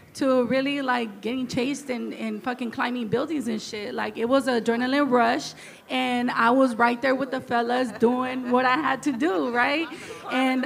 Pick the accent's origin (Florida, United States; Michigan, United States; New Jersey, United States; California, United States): California, United States; Oakland; I grew up in East Oakland, down the street from the train yard